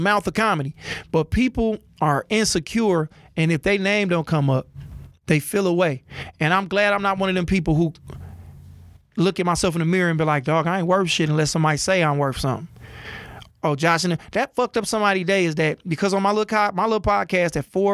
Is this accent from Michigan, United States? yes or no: yes; Oak Park, Michigan, United States; also born or lived in Detroit; I'm from Detroit. Grew up in Oak Park. Born in Detroit